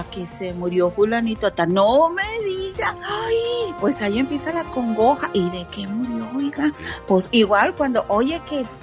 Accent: Monterrey, Nuevo León, Mexico; moved away as an adult; now in United States; cuando me vine a Estados Unidos hace más de 20 años, escuchaba la radio muy apenitas, la ranchera de Monterrey. y me, trasladaba a mi bello Monterrey

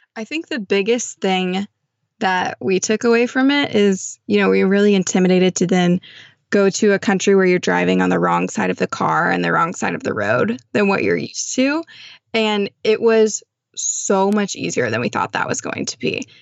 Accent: Texas, United States; growing up in Texas

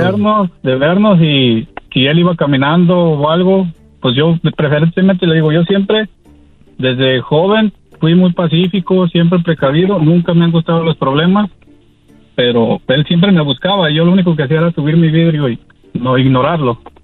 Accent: Mexico; also born or lived in Washington, United States; soy mexicano voy y vengo año tras año de a mi pueblo, aquí a, a Washington

